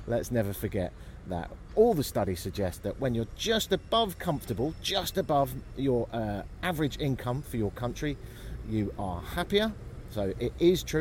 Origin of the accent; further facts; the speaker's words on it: United Kingdom; I'm from Britain